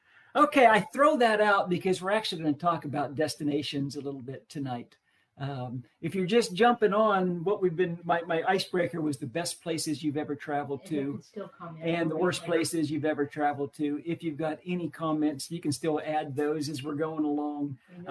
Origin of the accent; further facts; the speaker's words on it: Indiana, Pennsylvania, United States; now in Central Florida, United States; Indiana, Pennsylvania, my hometown.